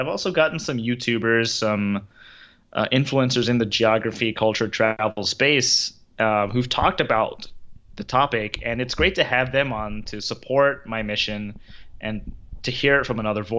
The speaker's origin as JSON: {"language": "English", "town": "Philadelphia", "region": "Pennsylvania", "country": "United States", "tie": "born or raised there", "said": "even up the street, basically from where I grew up in Philadelphia"}